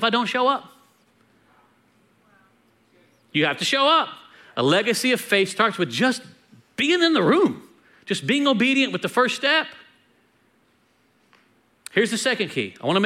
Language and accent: English; United States; we're American